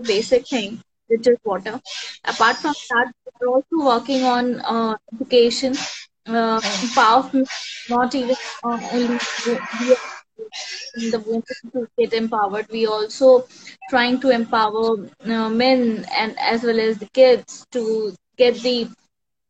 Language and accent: English; India; I'm from India